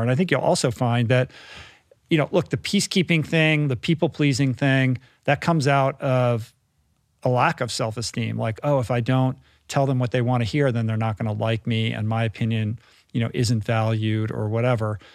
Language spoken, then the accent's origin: English; United States; as an American